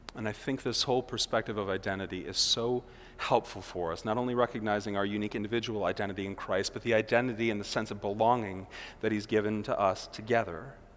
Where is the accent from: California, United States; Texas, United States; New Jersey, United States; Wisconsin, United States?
Wisconsin, United States; Milwaukee; here we are from Milwaukee.